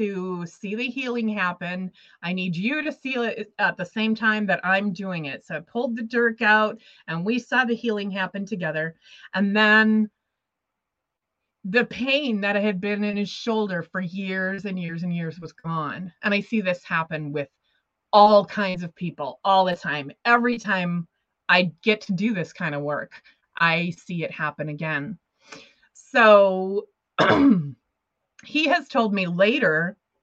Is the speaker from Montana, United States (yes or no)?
yes; Montana, United States; moved away as an adult; also born or lived in Los Angeles, United States; I had to move back to Montana, my hometown